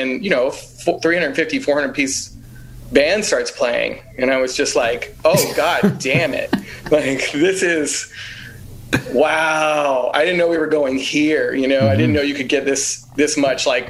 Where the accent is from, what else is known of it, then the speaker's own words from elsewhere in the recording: Houston, Texas, United States; moved away as an adult; also born or lived in New York / Los Angeles / Chicago / Bay Area; now in New Orleans, United States; I grew up in Alief, Texas